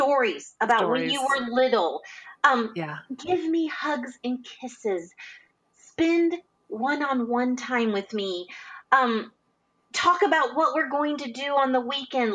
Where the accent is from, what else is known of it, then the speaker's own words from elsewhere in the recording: Indiana, United States; I grew up in Indiana